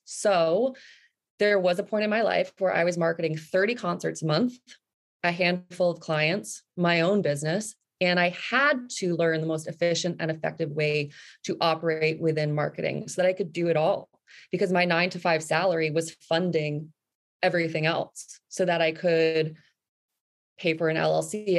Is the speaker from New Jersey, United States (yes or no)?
yes; New Jersey, United States; moved away as an adult; also born or lived in New York City / Vancouver Island; I grew up in New Jersey